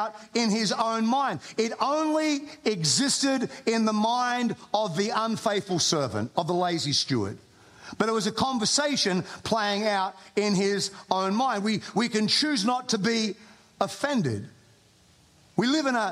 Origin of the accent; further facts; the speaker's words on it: Australia; accent: Australian; moved away as an adult; now in United States; I am an Australian. I have an accent. I've lived in America for 20 years.